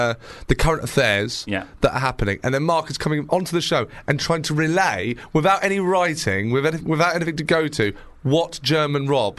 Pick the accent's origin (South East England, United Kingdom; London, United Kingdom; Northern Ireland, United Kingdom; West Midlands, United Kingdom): South East England, United Kingdom; Brighton; my hometown Brighton